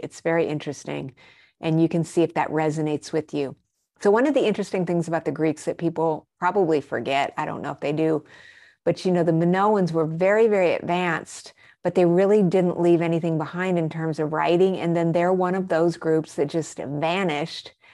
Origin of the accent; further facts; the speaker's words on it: Albuquerque, New Mexico, United States; also born or lived in Arizona / Colorado; I grew up in Albuquerque, New Mexico. And I spent a lot of my formative years also in Arizona and Colorado.